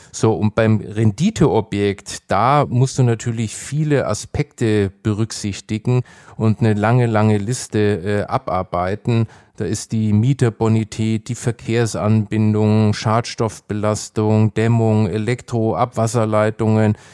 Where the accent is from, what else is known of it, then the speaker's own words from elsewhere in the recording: Nuremberg, Bavaria, Germany; meine Heimatstadt äh, Nürnberg